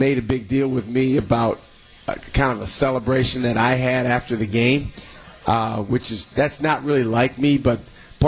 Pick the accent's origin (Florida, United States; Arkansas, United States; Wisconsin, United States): Wisconsin, United States; I'm a kid from Wisconsin